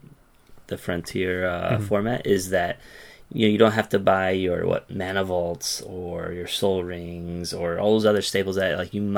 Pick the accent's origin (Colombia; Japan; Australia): Japan; Yokohama, Kanagawa; now in Tokyo, Japan; I'm from Yokohama, living in Tokyo, living in the Tokyo area